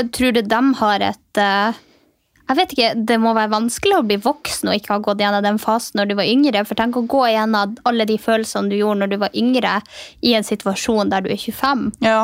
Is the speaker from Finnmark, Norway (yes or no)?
yes; Finnmark, Norway; moved away; also born or lived in Alta; der jeg kommer ifra